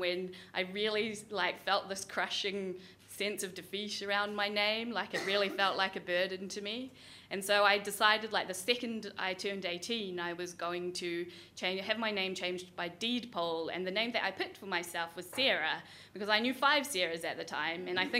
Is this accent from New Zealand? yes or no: yes; New Zealand; oh, well, I can't tell people that I'm from New Zealand because no one would believe me, which is really annoying. And I didn't want to say that I was Indian because with that comes a lot of expectation.